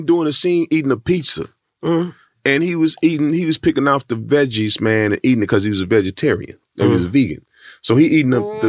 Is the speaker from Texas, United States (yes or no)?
yes; Texas, United States; I'm from Texas